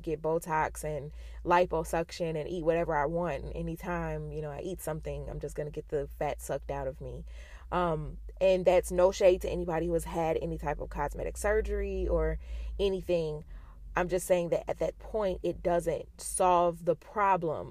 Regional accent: United States; being an American

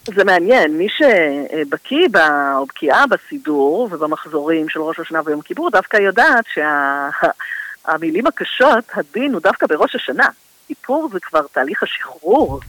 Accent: Tel Aviv, Tel Aviv District, Israel; also born or lived in Holon; אני תל אביבית במקור

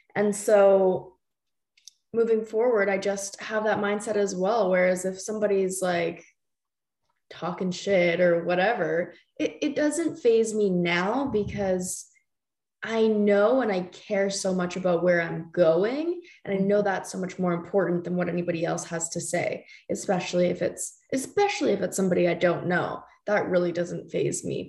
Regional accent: Canada; another Canadian girl living

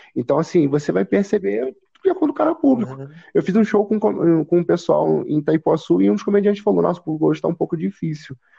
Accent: São Gonçalo, Rio de Janeiro, Brazil; quando eu começar a falar de onde eu moro, quando eu começar a falar que sou de São Gonçalo.

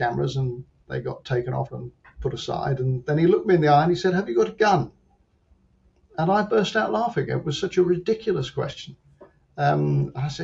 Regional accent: London, United Kingdom; I'm from London.

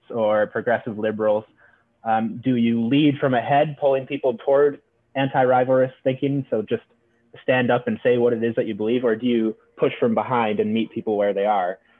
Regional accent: Pennsylvania, United States; I'm from Pennsylvania, uh, quite a rural and conservative district in Pennsylvania.

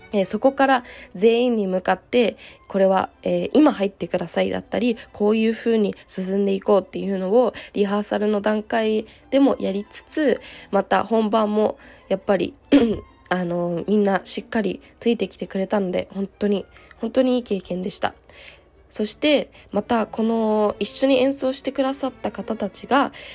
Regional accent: Tsukuba, Ibaraki, Japan; moved away as an adult; now in Salzburg, Austria; 私は、えー、出身が茨城県なので茨城県のつくば市でもやっぱり自分が一番こうお世話になった

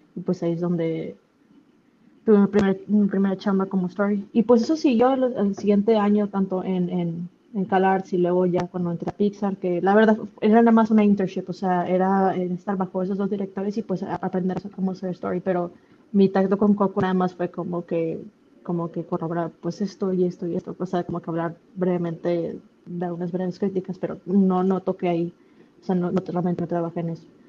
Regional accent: Monterrey, Nuevo León, Mexico; moved away as an adult; also born or lived in Los Angeles; siendo regia

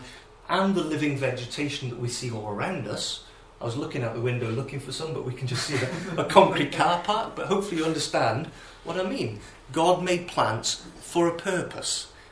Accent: Wales, United Kingdom; as a Welshman

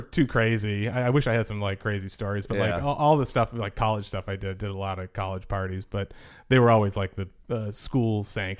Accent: Milton, Massachusetts, United States; So I grew up in Milton, Massachusetts, just south of Boston.

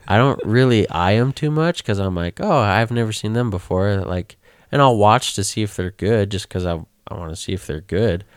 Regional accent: Utah, United States

